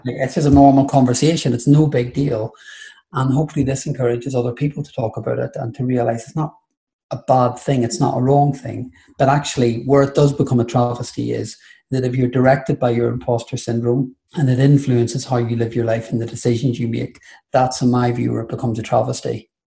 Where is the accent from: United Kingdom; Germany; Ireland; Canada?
Ireland; being Irish Catholic and throw the gay bit on top